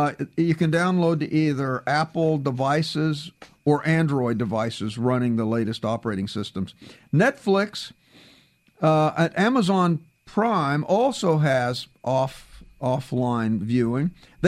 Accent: Canada; now in United States; that even includes the times when I'm in Canada, since I'm a Canadian citizen down here with you Yanks.

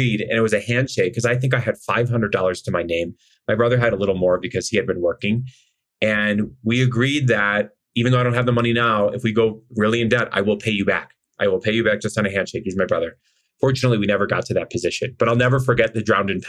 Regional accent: Chicago, Illinois, United States; I'm from Chicago. We grew up in a middle to upper class neighborhood

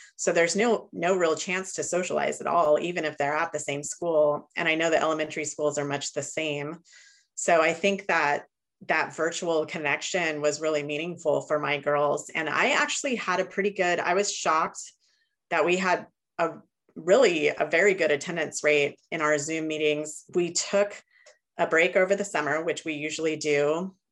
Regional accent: Chico, California, United States; I'm from Northern California, Chico, California

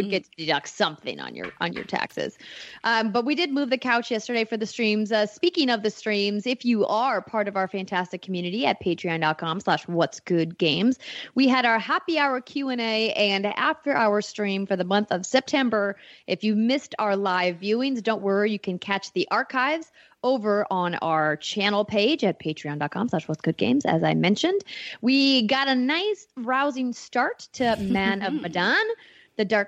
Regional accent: Fargo, North Dakota, United States; moved away; my hometown Fargo, North Dakota

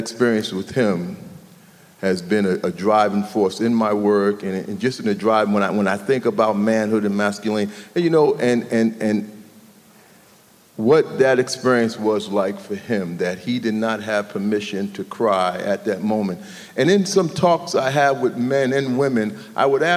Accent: New York City, New York, United States; I grew up in New York City, between Harlem and the Bronx

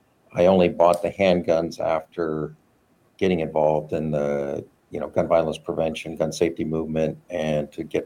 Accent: Michigan, United States; I grew up in Michigan

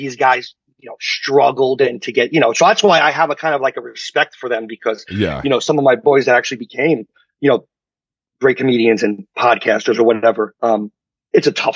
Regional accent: New York City, New York, United States; moved away as an adult; now in Los Angeles, United States; you grow up in Queens

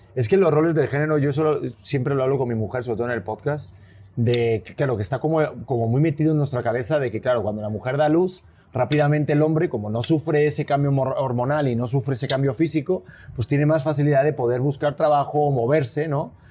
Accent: Spain; accent: Spanish; now in Mexico City, Mexico

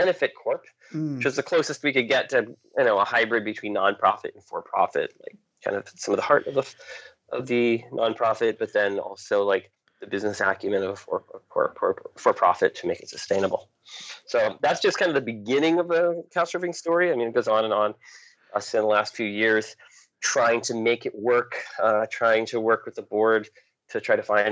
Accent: New Hampshire, United States; also born or lived in Maine; I grew up in New Hampshire, the state of New Hampshire

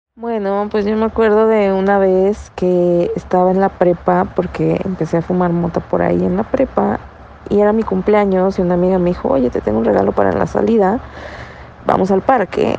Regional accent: Naucalpan, State of Mexico, Mexico; yo soy de Satélite

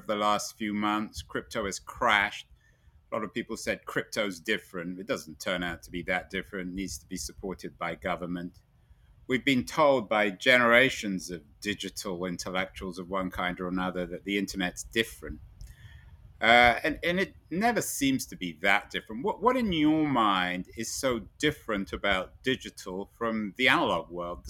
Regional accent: London, United Kingdom; I'm from London

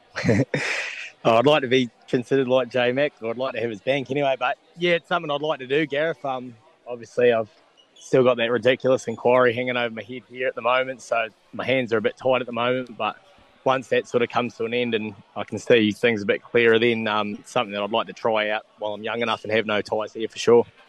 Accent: New Zealand; now in Australia; growing up in New Zealand

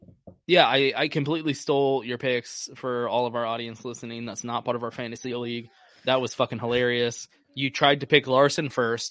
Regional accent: Austin, Texas, United States; moved away; I was living in Austin, I'm from Austin

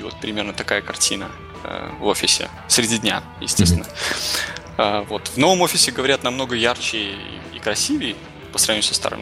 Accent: Belarus; moved away as an adult; now in Toronto, Canada; я вырос и отучился в Беларуси, после чего устроился в небольшую геймдев-компанию, которая меня успешно перевезла в Торонто.

